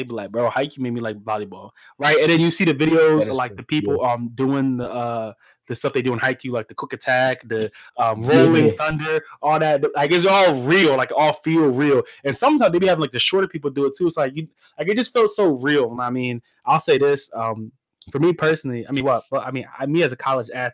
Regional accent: United States; we're American

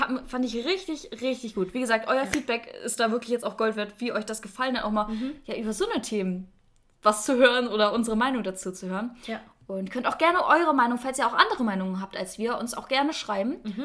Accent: Northern Germany, Germany; ich bin im Norden geboren. Ich bin komplette Norddeutsche, wie man vielleicht auch ein bisschen hört

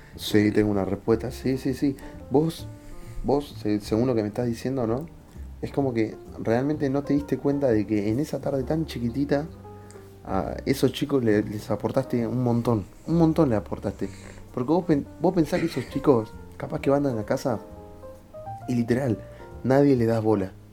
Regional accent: Buenos Aires, Argentina; Se cría de una manera en, no sé, en capital

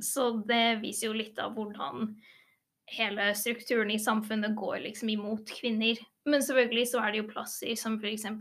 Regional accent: England, United Kingdom; now in Norway; jeg er jo født og oppvokst i England

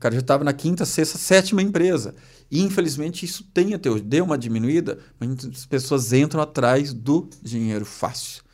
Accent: Maringá, Paraná, Brazil; moved away; also born or lived in Lages, Santa Catarina; eu sou natural de Maringá

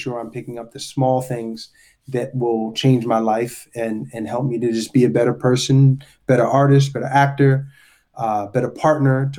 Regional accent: Baltimore, Maryland, United States; I'm originally from Baltimore, grew up in an artist family

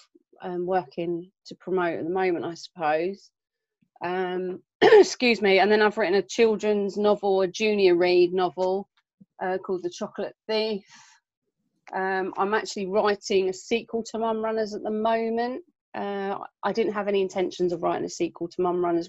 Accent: Southend-on-Sea, East of England, United Kingdom; now in Milton Keynes, United Kingdom; I was born in Southend in Essex. Okay. Yeah, born and bred. Moved up here

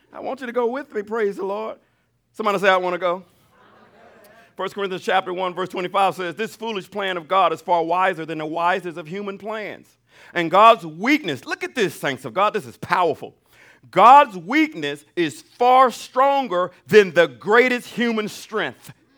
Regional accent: Alabama, United States; I'm from Alabama

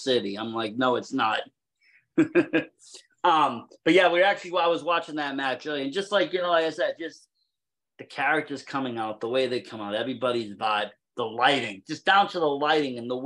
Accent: Massachusetts, United States; I'm from Mass

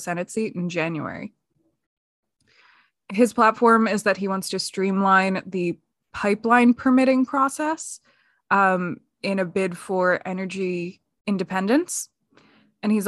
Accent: Pennsylvania, United States; moved away; I am originally from Pennsylvania. My family and friends still live there. So I'm still technically a Pennsylvania voter

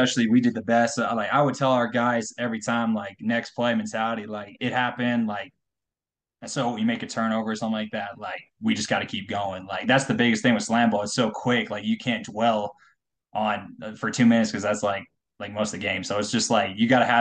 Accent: Colorado, United States; I'm from Colorado

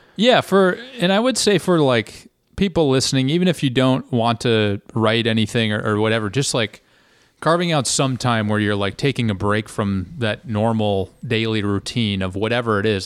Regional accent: United States; being an American

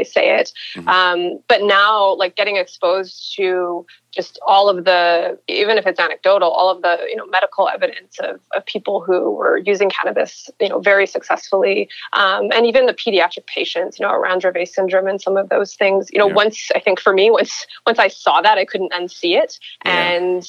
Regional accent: Edmonton, Alberta, Canada; I'm a girl from Edmonton, grew up in Edmonton, Alberta

